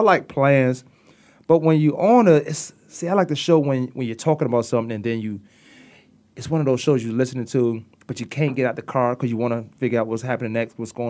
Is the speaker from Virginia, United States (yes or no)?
yes; Newport News, Virginia, United States; now in Arizona, United States; I grew up in Virginia, Newport News, Virginia.